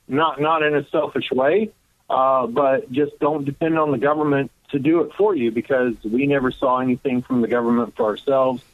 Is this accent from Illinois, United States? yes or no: yes; Southern Illinois, United States; I'm from Southern Illinois. So I'm not from Chicago. I was not raised in that kind of environment.